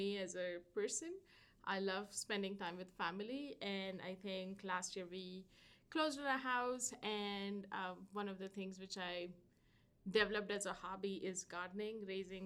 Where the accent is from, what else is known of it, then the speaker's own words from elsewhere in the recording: India; moved away as an adult; I come from India